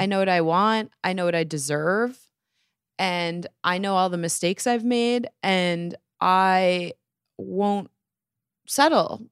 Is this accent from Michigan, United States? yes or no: yes; Bloomfield Hills, Michigan, United States; moved away as an adult; now in New York, United States; I grew up in Michigan